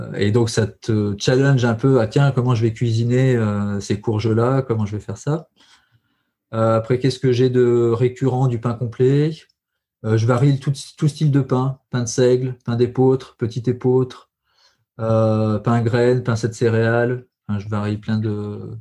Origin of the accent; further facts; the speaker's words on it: Allier, Auvergne-Rhône-Alpes, France; je suis originaire de l'Allier